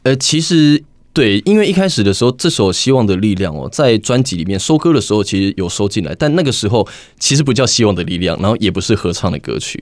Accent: Taiwan; 其实我们台湾人民非常可爱，也非常的团结

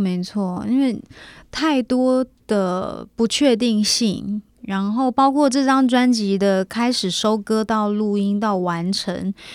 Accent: Kaohsiung, Taiwan; now in Taipei, Taiwan; 回到高雄，因为毕竟在高雄长大，然后虽然说现在在台北也住了那么久

